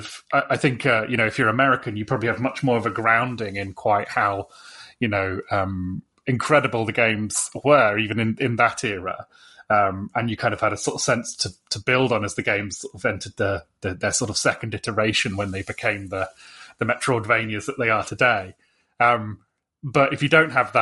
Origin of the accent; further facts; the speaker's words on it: United Kingdom; being British